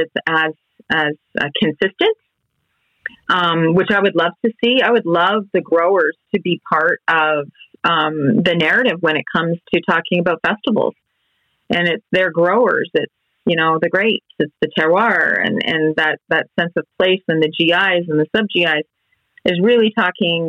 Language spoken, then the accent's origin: English; Ontario, Canada; now in Okanagan, Canada; Ontario, we still have a lot of really big corporate players there